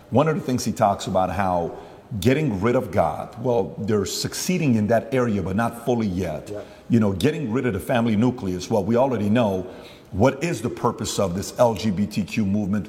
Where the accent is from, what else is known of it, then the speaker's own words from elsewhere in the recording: Glendale, California, United States; I'm from Glendale. I went to Glendale High School